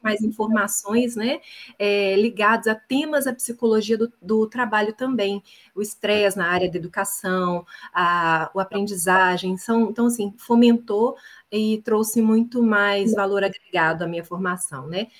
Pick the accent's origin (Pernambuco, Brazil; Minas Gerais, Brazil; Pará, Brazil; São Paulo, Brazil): Minas Gerais, Brazil; Belo Horizonte; moved away as an adult; now in Portugal; eu sou mineira de Belo Horizonte, ah, resido em Portugal há quatro anos